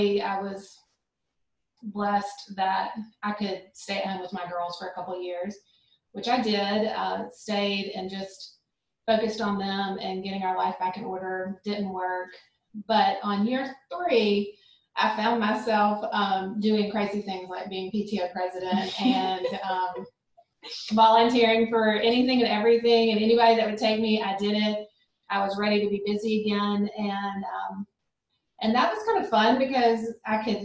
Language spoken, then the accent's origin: English; Montgomery, Alabama, United States; also born or lived in Birmingham, Alabama; I grew up in Montgomery, Alabama